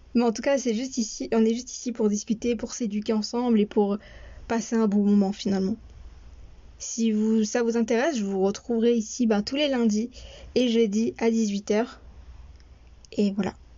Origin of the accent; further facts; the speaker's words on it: France; also born or lived in Morocco (parents' origin); je suis née et j'ai grandi en France